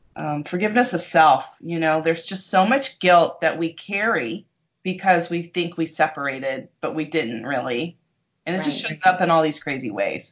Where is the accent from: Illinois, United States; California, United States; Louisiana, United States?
California, United States; San Diego; I grew up in San Diego